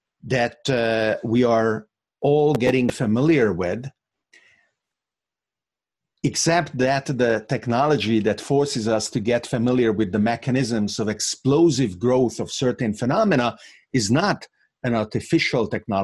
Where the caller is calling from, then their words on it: Bergamo, Lombardy, Italy; And I am actually talking from Bergamo, Italy, which in a completely unexpected manner, to me at least, became the epicenter of this pandemic.